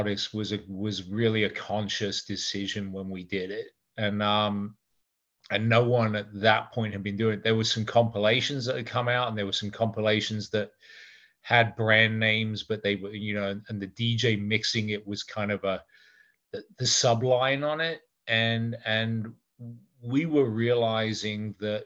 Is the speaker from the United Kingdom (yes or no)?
yes; England, United Kingdom; moved away; We had an office in London because obviously I'm English